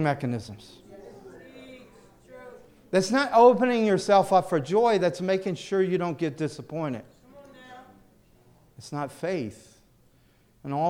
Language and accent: English; the South, United States; moved away; I grew up in the South